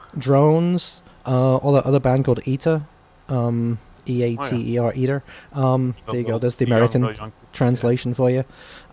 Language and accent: English; England, United Kingdom; I'm coming from England.